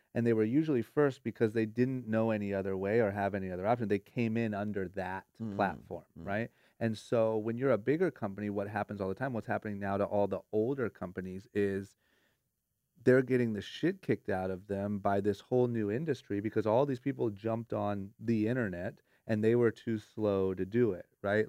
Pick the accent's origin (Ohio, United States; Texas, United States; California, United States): Ohio, United States; now in Los Angeles, United States; growing up in Ohio